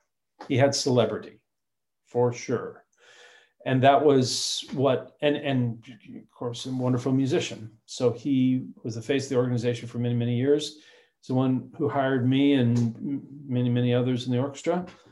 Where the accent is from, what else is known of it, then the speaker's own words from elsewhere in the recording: Hermiston, Oregon, United States; now in Portland, United States; Well, first of all, I grew up in Eastern Oregon. Okay, I grew up in Hermiston.